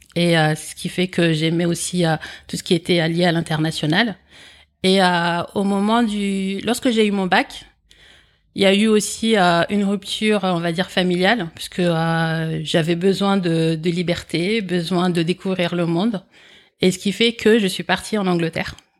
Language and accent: French; France; also born or lived in Comoros; je suis né aux Comores et à l'âge de 8 ans, je suis venu en France. Et euh, en fait, j'ai un, schéma familial particulier parce qu'en fait, j'ai été élevé par ma grande sœur en France